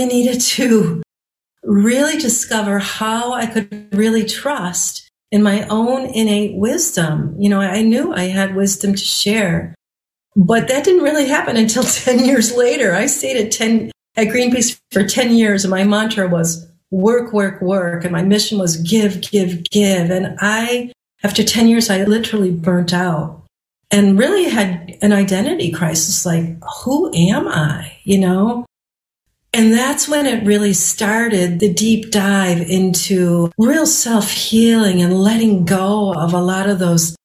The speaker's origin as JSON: {"language": "English", "town": "Chicago", "region": "Illinois", "country": "United States", "moved": "yes", "lives_now": "northern Michigan, United States", "said": "I'm from Chicago in the suburbs"}